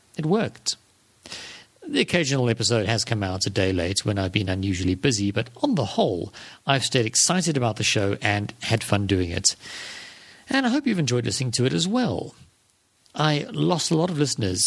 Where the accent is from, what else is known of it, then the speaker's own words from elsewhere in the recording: South Africa; South African like me